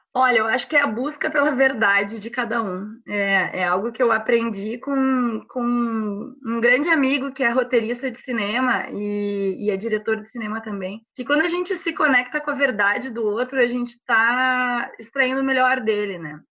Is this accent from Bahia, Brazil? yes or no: no; Porto Alegre, Rio Grande do Sul, Brazil; Sou gaúcha, tenho 34 anos, moro, sempre morei em Porto Alegre, no Rio Grande do Sul